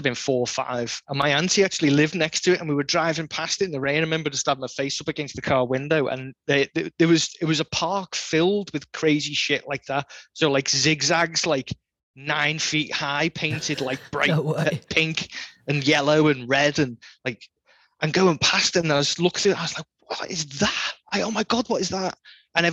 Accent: the Wirral, North West England, United Kingdom; I grew up on the Wirral, just over the Mersey.

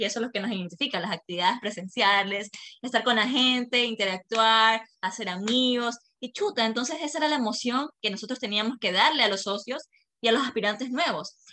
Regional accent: Machala, El Oro, Ecuador; somos una ciudad pequeña, la verdad somos una ciudad

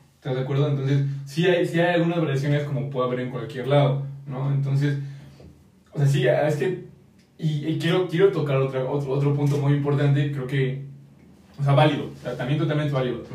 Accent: Mexico; como mexicanos

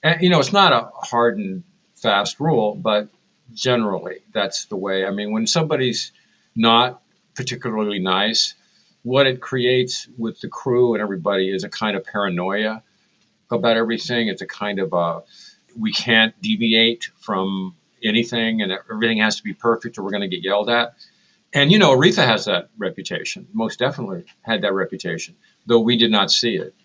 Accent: San Francisco, California, United States; I was raised in San Francisco

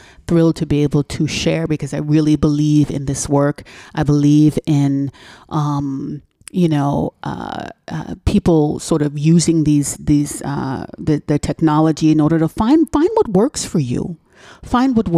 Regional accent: New York City, New York, United States; moved away; growing up the way I grew up in New York City

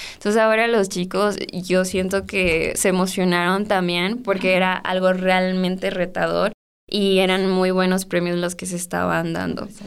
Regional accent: Salvatierra, Guanajuato, Mexico; Yo soy de Salvatierra

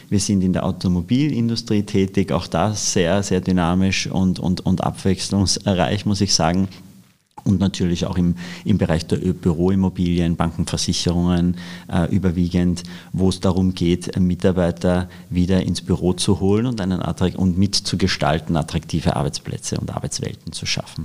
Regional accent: Austria; moved away as an adult; now in Germany; als Österreicher

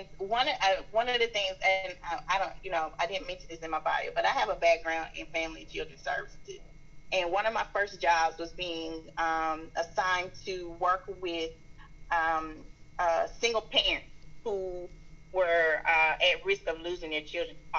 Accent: the South, United States; accent: strong Southern; my strong Southern accent.

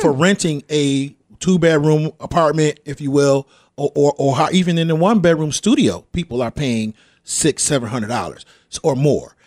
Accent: Rochester, New York, United States; I grew up in the Jefferson Avenue area

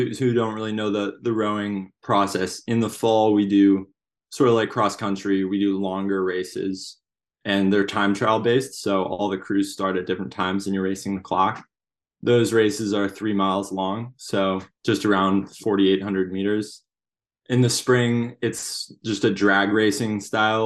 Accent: Seattle, Washington, United States; also born or lived in New Jersey; I moved to Seattle in first grade

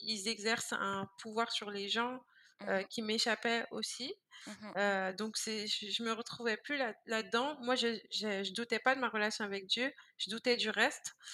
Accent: Vitry-sur-Seine, Île-de-France, France; moved away as an adult; also born or lived in Guadeloupe (ancestry); now in Montreal, Canada; je suis née en France dans le 94

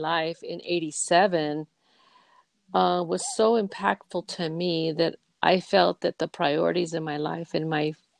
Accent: Victorville, California, United States; moved away as an adult; also born or lived in Santa Clara, California / Los Angeles; I was raised up in Victorville

